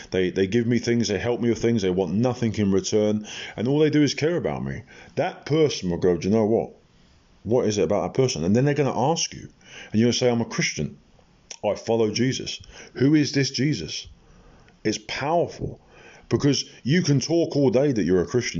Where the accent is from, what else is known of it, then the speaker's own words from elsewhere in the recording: Portsmouth, South East England, United Kingdom; when I was in Portsmouth, my hometown